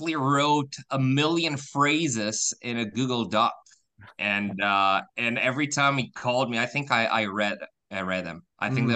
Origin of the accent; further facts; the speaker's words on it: Brazil; first language Portuguese; English is a second language; Portuguese, my mother language